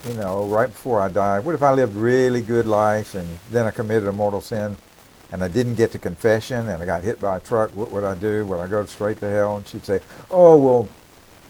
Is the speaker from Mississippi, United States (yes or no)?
yes; Columbus, Mississippi, United States; I'm from Columbus, Mississippi, which is just a smaller town in Mississippi.